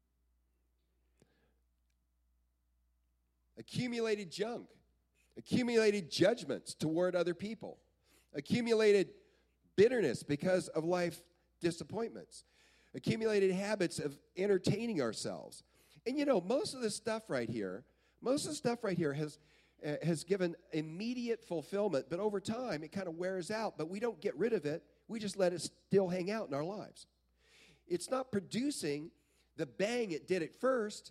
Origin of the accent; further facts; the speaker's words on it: Belton, Texas, United States; where I grew up down in Belton, Texas